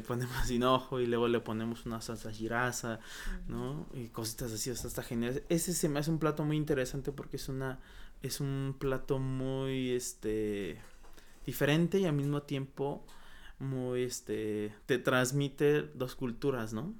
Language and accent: Spanish; Oaxaca, Mexico; moved away; yo que me vine de Oaxaca